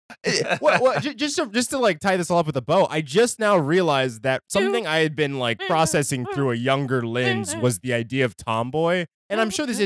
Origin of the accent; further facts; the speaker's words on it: Midwest, United States; we're from the Midwest